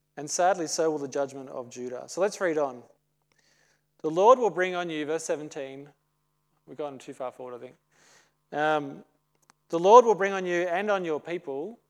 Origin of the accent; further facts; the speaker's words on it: Australia; As an Aussie